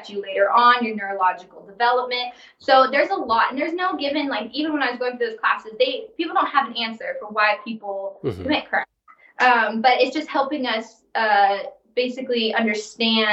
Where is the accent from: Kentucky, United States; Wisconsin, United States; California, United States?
California, United States; Fresno; I'm from Fresno.